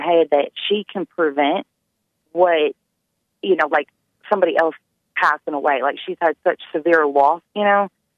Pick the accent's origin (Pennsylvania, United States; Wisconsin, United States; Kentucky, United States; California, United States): Kentucky, United States; Louisville; we're from Louisville